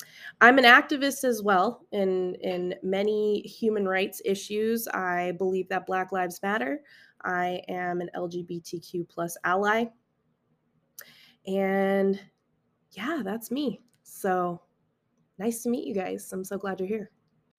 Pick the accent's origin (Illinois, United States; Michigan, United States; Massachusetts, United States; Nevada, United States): Nevada, United States; Las Vegas; I'm from Las Vegas, Nevada, born and raised. I did move around a little bit when I was a kid. I was an Air Force brat. My dad was in the military, so I grew up on a military base.